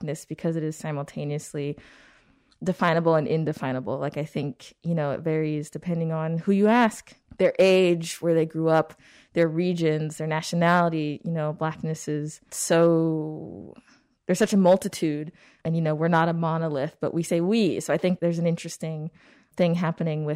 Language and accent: English; California, United States; moved away as an adult; now in Chicago, United States; I'm from California, although I have, yeah, spent a significant amount of my adulthood in Chicago